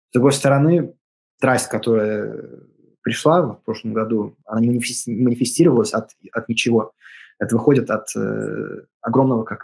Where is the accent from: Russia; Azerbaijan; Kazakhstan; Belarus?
Russia; also born or lived in Latvia; я из э, России, у меня, и даже если я родился в Латвии, у меня в паспорте написано Russia, born in Russia.